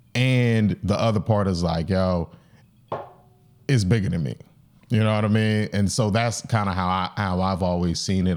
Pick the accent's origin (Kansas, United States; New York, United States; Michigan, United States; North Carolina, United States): North Carolina, United States; I'm from North Carolina.